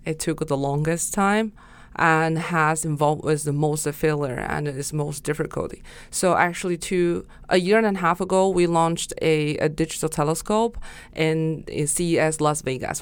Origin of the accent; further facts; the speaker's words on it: Gansu, China; moved away as an adult; now in Shanghai, China; I was born in the northwest of China, which you call the Silk Road, and it's Gansu Province